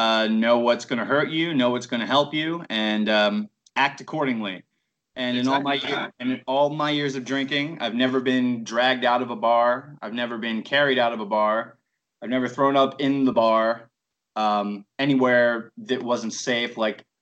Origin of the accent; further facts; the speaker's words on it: Baltimore, Maryland, United States; moved away; I'm from Baltimore